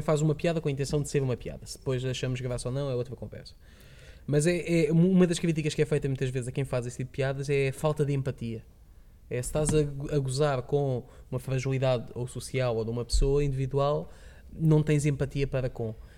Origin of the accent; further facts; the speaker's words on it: Lisbon, Portugal; moved away; sou de Lisboa